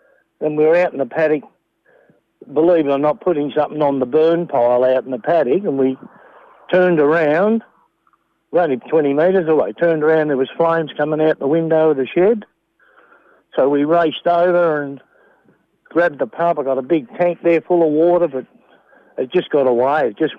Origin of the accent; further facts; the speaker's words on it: Melbourne, Victoria, Australia; now in Murchison, Australia; I come from Melbourne originally.